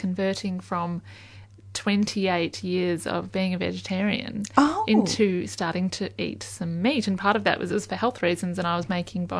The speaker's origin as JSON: {"language": "English", "area": "Yarra Valley", "region": "Victoria", "country": "Australia", "tie": "born or raised there", "said": "I grew up in the Yarra Valley"}